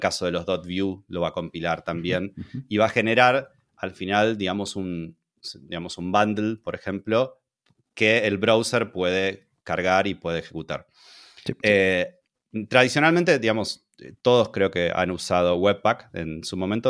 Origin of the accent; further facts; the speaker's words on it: Argentina; now in Hungary; soy argentino. Ahora estoy viviendo en, en, Hungría